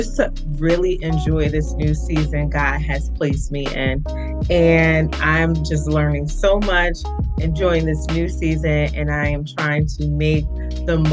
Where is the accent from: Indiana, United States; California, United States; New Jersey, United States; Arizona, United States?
New Jersey, United States; East Orange; the East Orange Public Library. It's my hometown